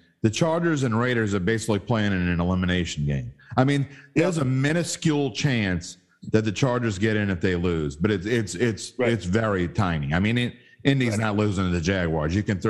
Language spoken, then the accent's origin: English; West Bank, Palestine; Look, buddy, I'm from the West Bank.